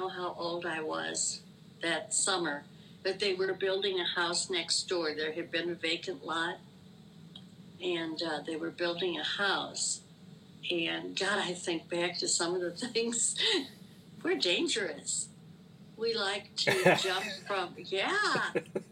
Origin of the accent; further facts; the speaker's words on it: St. Louis, Missouri, United States; also born or lived in Naperville; growing up in St. Louis when I was little